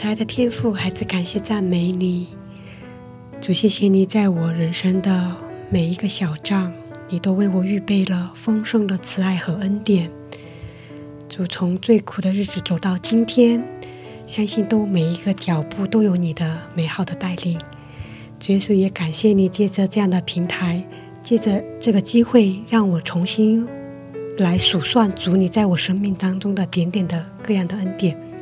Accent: southern China, China; moved away as an adult; now in South Korea; 我是南方人

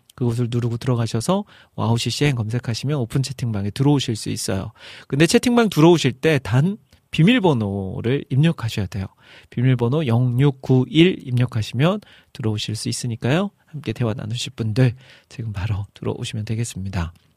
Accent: Iksan, North Jeolla, South Korea; moved away; 제 고향, 익산으로 내려가기로 했습니다.

